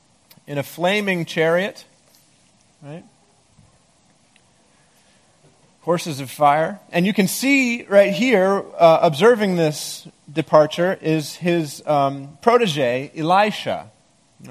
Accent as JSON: {"language": "English", "region": "Maine", "country": "United States", "tie": "born or raised there", "moved": "yes", "said": "I grew up in Maine, and there's a lot of black bears there"}